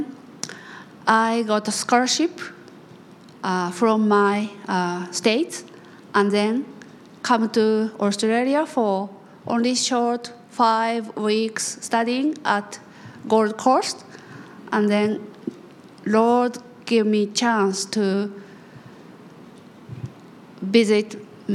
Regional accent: Japan; I'm from Japan

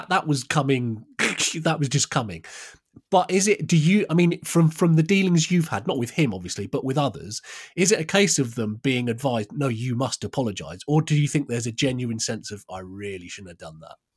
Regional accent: United Kingdom; I'm British

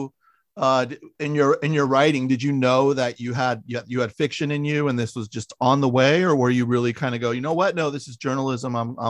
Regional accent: Millbrae, California, United States; I grew up in Millbrae.

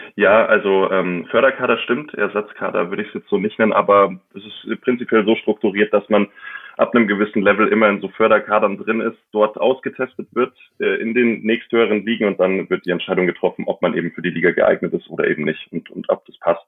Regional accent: Mammendorf, Bavaria, Germany; in Mammendorf, in meinem Heimatort zwischen München und Augsburg

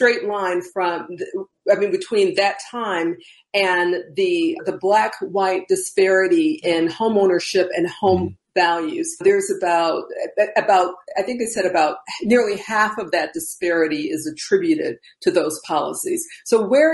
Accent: Chicago, Illinois, United States; Debra Kim and I grew up in the Theodore K. Lawless Gardens apartments

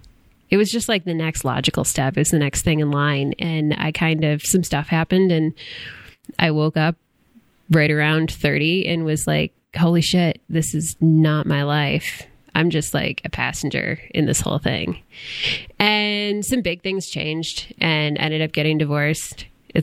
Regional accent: Port Huron, Michigan, United States; moved away as an adult; also born or lived in Tucson, Arizona; I grew up in Port Huron, Michigan.

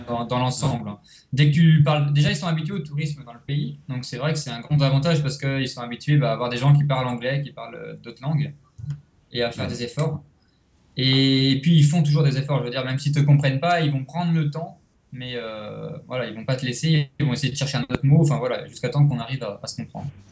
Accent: Rennes, Brittany, France; moved away as an adult; also born or lived in Biarritz; now in Costa Rica; moi je suis de Rennes, à côté de Rennes.

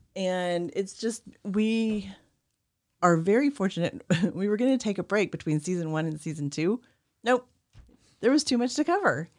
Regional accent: Oklahoma, United States; I grew up in Oklahoma

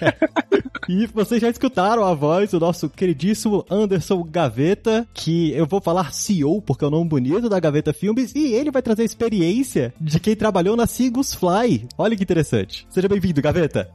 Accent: Brasília, Federal District, Brazil; Eu sou de Brasília

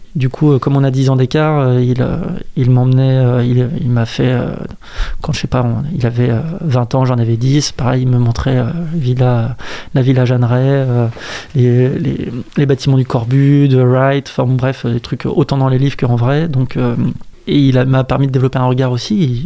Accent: Saint-Nazaire, Pays de la Loire, France; also born or lived in Brussels; je suis né, j'ai grandi à Saint-Nazaire

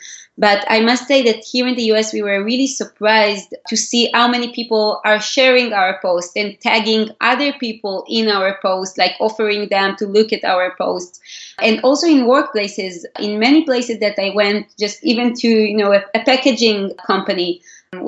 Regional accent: Israel; English is a second language; moved away as an adult; now in New York City, United States; can be heard from my accent, I'm originally from Israel, and we are now based in New York City

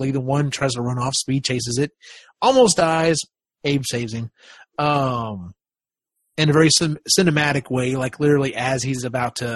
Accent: the South, United States; You know, I grew up in the South, and you know that was around.

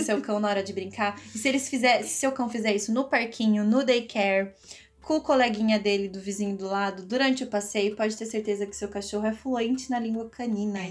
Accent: Piracicaba, São Paulo, Brazil; born or raised there; accent: R's puxados

